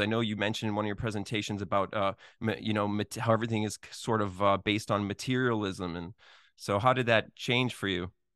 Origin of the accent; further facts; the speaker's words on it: Boston, Massachusetts, United States; Boston. That's my hometown